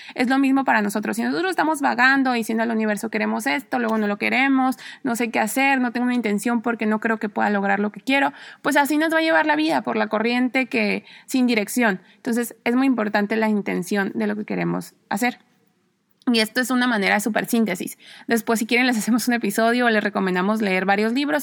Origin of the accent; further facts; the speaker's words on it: Mexico; moved away as an adult; also born or lived in Spain / Mexico City / Cuernavaca; soy mexicana